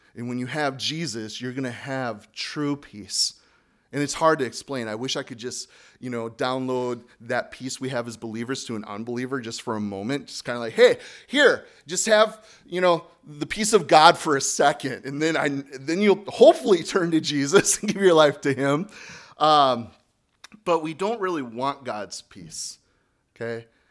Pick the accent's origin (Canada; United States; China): United States; Speaking as an American